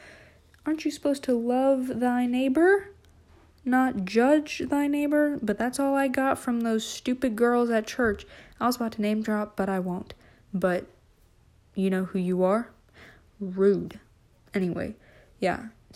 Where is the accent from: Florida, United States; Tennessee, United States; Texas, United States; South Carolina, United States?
Texas, United States; also born or lived in Minnesota / Oklahoma; so I was born in Minnesota, moved to Texas, my two sisters were born, moved to Oklahoma, lived there for a while, and then moved back to Texas, just a different part of Texas.